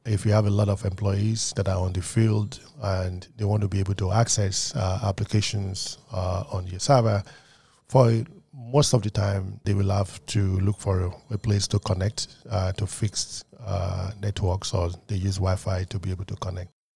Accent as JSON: {"language": "English", "country": "Nigeria", "tie": "born or raised there", "also_born_or_lived": "United Kingdom", "moved": "yes", "lives_now": "United States", "said": "I grew up in Nigeria"}